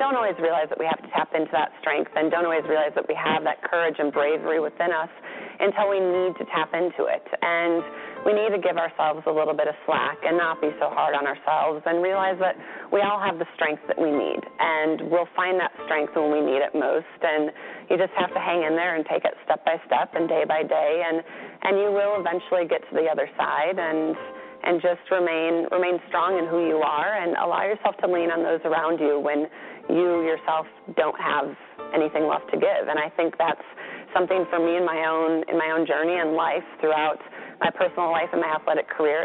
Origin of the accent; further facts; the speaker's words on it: Minnesota, United States; We had a milkman growing up in Minnesota